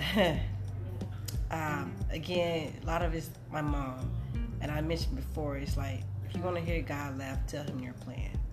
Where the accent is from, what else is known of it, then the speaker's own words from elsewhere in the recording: Mississippi, United States; I'm from Mississippi, uh, Mississippi girl, proud